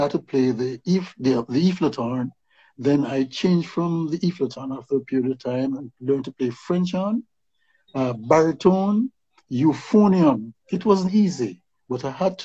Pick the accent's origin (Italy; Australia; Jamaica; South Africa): Jamaica; Kingston; I'm from West Kingston. And, you know, I was one of the youth in West Kingston